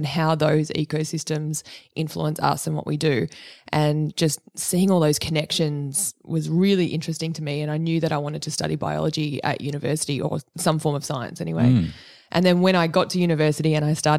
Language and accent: English; Cronulla, New South Wales, Australia; moved away as an adult; also born or lived in New York; I grew up in Cronulla and I was a member of North Cronulla Surf Club since I was 5 years old